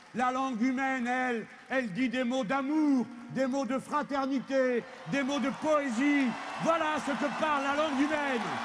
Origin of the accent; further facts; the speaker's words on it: France; Chez nous en France, chez nous en France